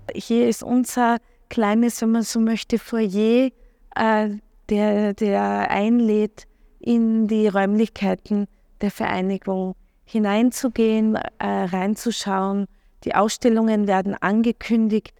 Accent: Klagenfurt, Carinthia, Austria; also born or lived in Wolfsberg; now in Vienna, Austria; ich bin in Klagenfurt aufgewachsen, äh, in Wolfsberg geboren, bin ans slowenische Gymnasium gegangen

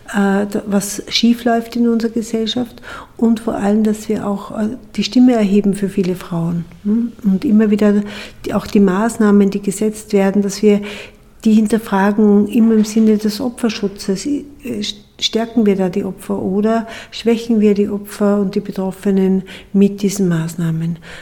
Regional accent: Austria

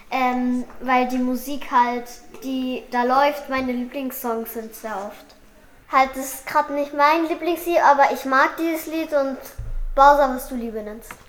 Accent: Salzburg, Austria; Ich bin auch zehn Jahre alt. Ähm, äh, ich komme aus Salzburg und wohne auch in Itzling.

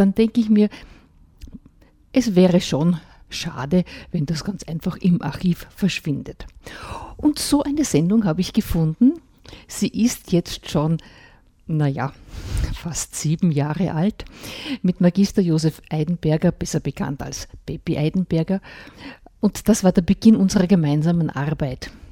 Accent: Mühlviertel, Upper Austria, Austria; bei uns im Mühlviertel

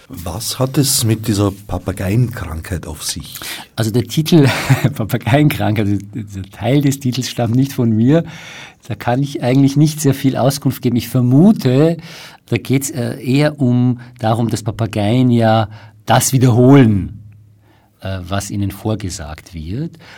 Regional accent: Iran; Ich komme ja aus dem Iran und Daher ähm, habe ich leider äh, sehr viel Einblick in dem, was dort passiert.

